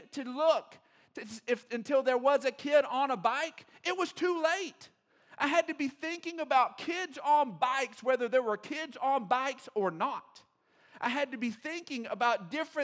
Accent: Odessa, Texas, United States; I grew up in Odessa

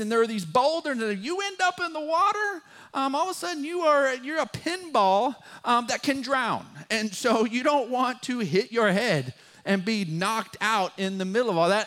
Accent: West Texas, United States; accent: West Texas drawl; our West Texas drawl because we're not from there. We're from West Texas.

